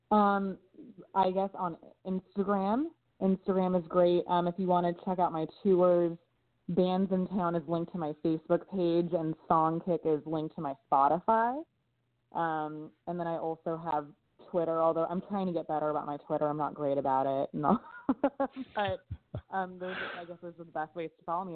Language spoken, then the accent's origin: English; Los Angeles, California, United States; I was raised in Los Angeles